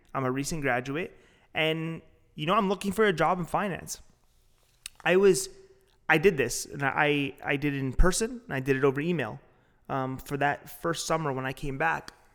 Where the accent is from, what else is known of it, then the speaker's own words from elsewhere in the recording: Toronto, Ontario, Canada; I'm from Toronto